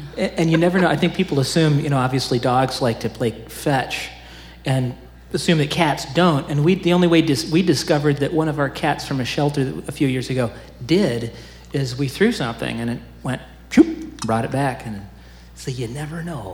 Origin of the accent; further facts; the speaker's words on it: Oskaloosa, Iowa, United States; I'm from Oskaloosa